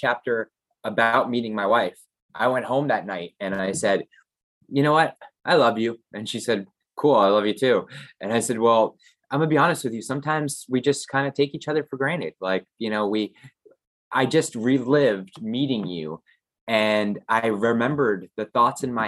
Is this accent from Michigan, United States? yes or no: no; Florida, United States; I grew up here in Florida, so I only had my mom and dad